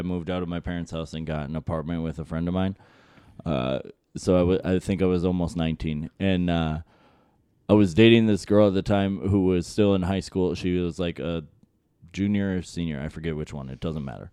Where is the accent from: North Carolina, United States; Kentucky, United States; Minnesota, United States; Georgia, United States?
Minnesota, United States; Monticello; I grew up in Monticello, which is, like, near, like, right near here.